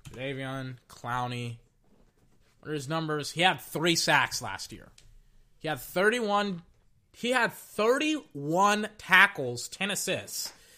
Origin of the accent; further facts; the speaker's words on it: Texas, United States; now in Florida, United States; I was from Texas